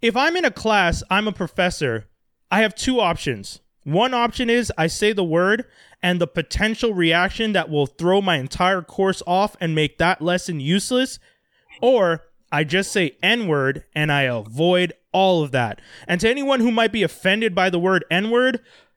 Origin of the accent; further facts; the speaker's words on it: Quebec, Canada; as a Canadian who was born here in Quebec